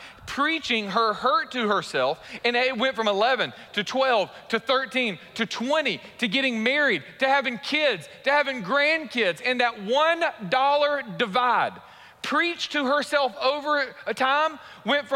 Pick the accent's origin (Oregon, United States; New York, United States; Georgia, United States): Georgia, United States; Warner Robins; also born or lived in Raleigh-Durham; I grew up in Warner Robins from sixth grade to a graduating senior